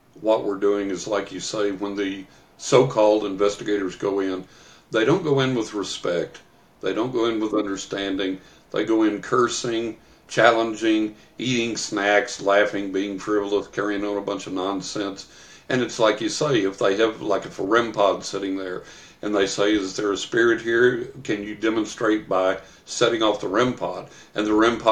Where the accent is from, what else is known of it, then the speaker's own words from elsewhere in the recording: West Texas, United States; When I was a young man, when I was a teenager growing up in West Texas